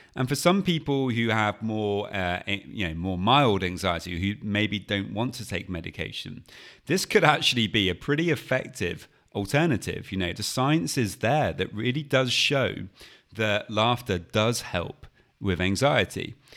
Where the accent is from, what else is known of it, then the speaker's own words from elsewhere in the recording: United Kingdom; being British